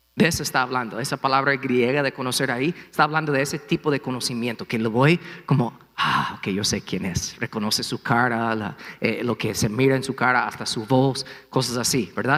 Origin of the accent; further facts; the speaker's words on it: United States; Spanish is a second language; moved away; Aquí estoy siendo gringo